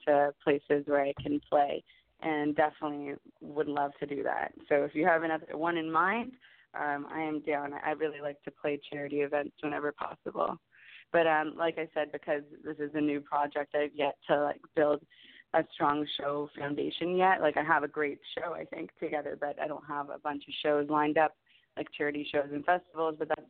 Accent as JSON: {"language": "English", "country": "Canada", "also_born_or_lived": "Los Angeles", "said": "I'm from Canada"}